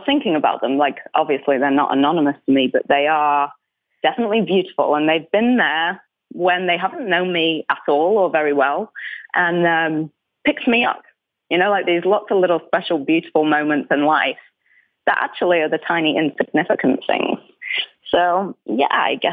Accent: Manchester region, North West England, United Kingdom; accent: northern; moved away as an adult; now in American South, United States; I'm from like the northwest Manchester region, and I the true Mancunians would say I'm not a Mancunian because I'm not a true city girl because I was raised in like the suburb zone

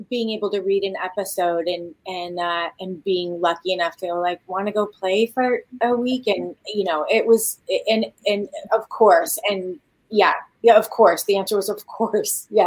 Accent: Midwest, United States; also born or lived in Beverly Hills; we're from the Midwest, and my mom was a single mom that moved us to Beverly Hills.

